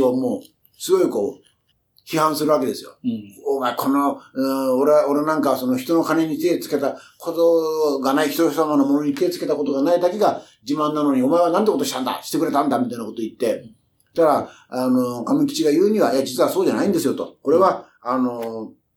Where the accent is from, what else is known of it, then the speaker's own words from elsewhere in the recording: Kyushu, Japan; 九州の出身だから